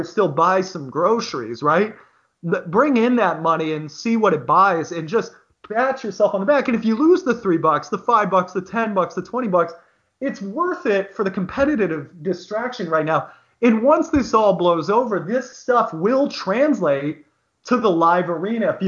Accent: Bothell, Washington, United States; I grew up in Bothell, Washington

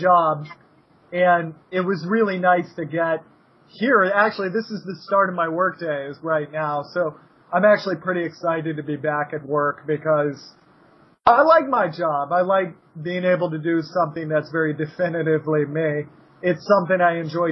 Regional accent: United States; as an American

